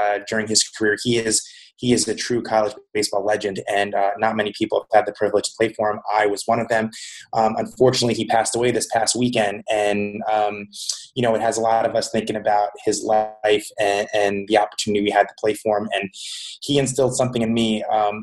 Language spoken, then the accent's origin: English; Colts Neck, New Jersey, United States; I grew up in a small town called Colts Neck, New Jersey.